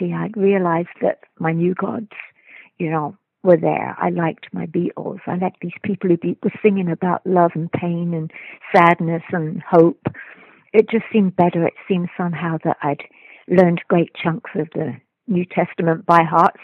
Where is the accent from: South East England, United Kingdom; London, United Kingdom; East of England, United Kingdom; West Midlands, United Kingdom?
London, United Kingdom; I was raised in London